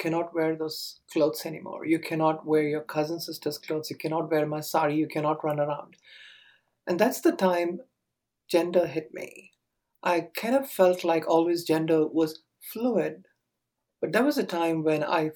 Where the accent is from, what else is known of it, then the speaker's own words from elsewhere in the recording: Chennai, Tamil Nadu, India; now in Southern California, United States; I grew up in the early 70s, I would say, in India. And this was part of Tamil Nadu. It's a small town called Chennai.